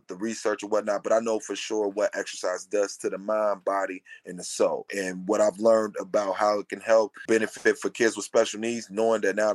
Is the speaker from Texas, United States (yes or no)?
no; Cincinnati, Ohio, United States; I'm from Cincinnati